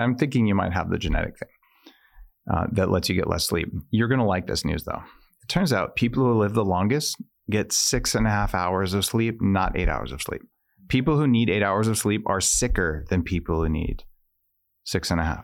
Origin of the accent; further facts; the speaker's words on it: New Mexico, United States; I, I grew up in New Mexico